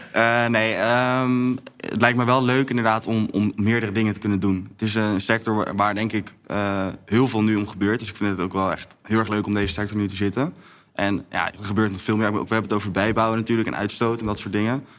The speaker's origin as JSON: {"language": "Dutch", "town": "Bergen op Zoom", "region": "North Brabant", "country": "Netherlands", "tie": "born or raised there", "moved": "yes", "lives_now": "Amsterdam, Netherlands", "said": "ik ben geboren in Berg op Zoom"}